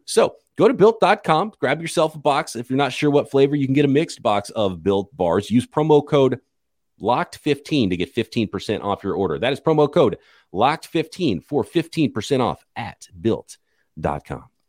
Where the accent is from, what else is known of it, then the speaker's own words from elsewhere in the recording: near Fresno, California, United States; growing up near Fresno